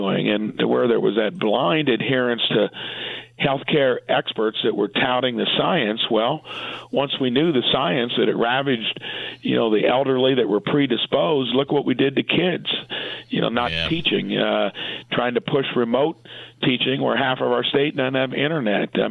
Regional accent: Indiana, United States; I'm in my hometown, sitting in my office

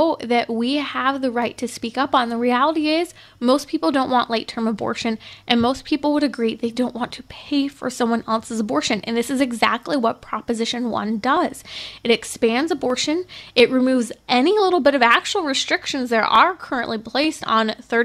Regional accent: Southern California, United States; Born and raised in Southern California, I've been all over the map in Southern California.

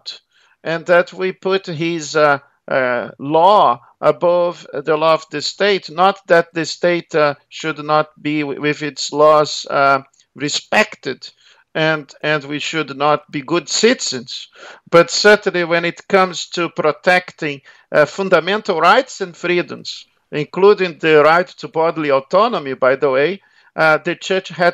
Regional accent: Rio de Janeiro, Brazil; accent: Brazilian; moved away as an adult; also born or lived in Melbourne, Australia; now in Australia; I was born in Rio

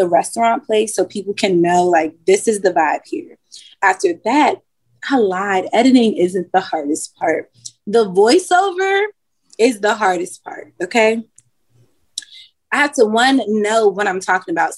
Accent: Washington, District of Columbia, United States; now in Richmond, United States; I'm from Washington, D.C.

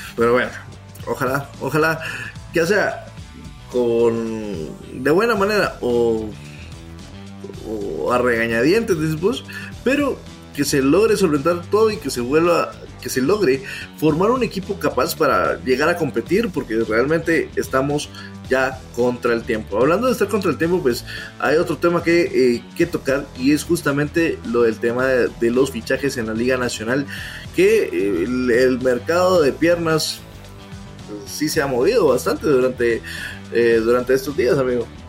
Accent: Guatemala; todos como guatemaltecos

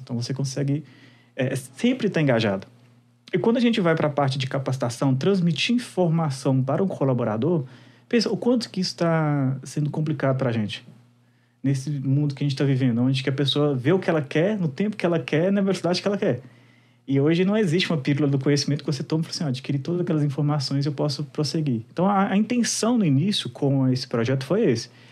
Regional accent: Minas Gerais, Brazil; sou mineiro raiz

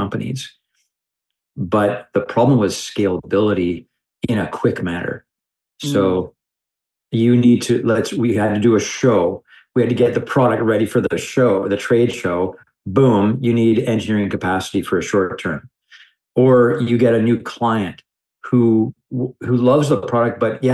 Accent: Canada; I'm a Canadian

